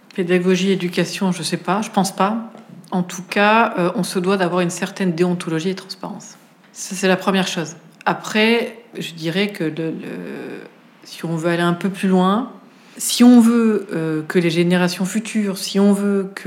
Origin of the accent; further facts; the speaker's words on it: Auvergne-Rhône-Alpes, France; now in Paris, France; j'ai commencé par la cuisine en, Auvergne, puisque je suis auvergnate